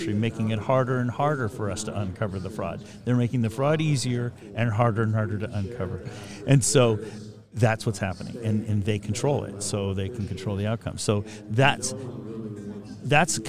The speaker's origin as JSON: {"language": "English", "region": "Northern California", "country": "United States", "tie": "born or raised there", "said": "I grew up in Northern California"}